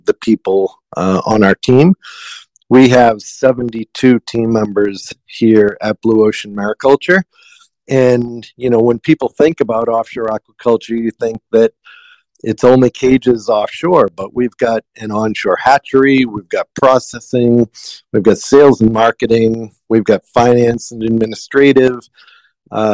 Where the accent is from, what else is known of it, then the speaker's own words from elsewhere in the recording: outside of Boston, Massachusetts, United States; moved away as an adult; now in Big Island, Hawaii, United States; So I grew up outside of Boston, Massachusetts, and learned the seafood industry from my grandfather and father.